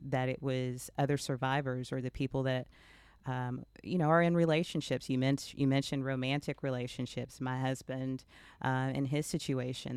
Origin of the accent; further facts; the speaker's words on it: Texas, United States; I am from the South, I'm from Texas, and I was baptized at the age of eleven, as many children in this area are